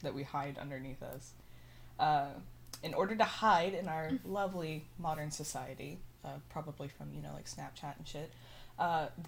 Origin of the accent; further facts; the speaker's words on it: Midland, Texas, United States; I grew up in West Texas, so, like, you're just surrounded by petroleum